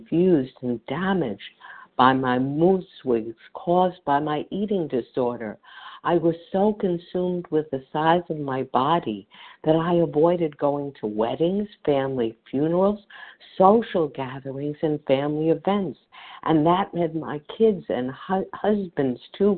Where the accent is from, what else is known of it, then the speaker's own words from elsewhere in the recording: New York City, New York, United States; as I grew up in New York City